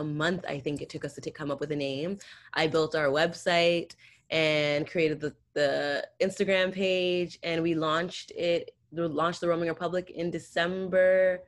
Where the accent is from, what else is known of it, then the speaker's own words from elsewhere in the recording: Toronto, Ontario, Canada; I'm from Canada